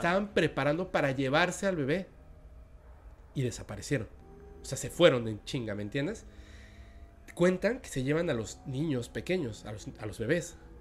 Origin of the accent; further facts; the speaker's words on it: Mexico; now in Mérida, Mexico; yo soy mexicano